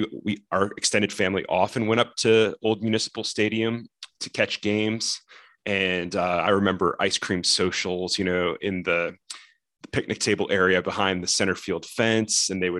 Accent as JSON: {"language": "English", "town": "Tallmadge", "region": "Ohio", "country": "United States", "tie": "born or raised there", "said": "So I grew up in Talmadge, which is near Akron, Ohio"}